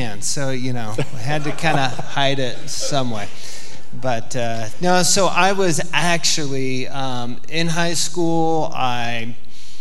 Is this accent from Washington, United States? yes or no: no; Polson, Montana, United States; I grew up in Polson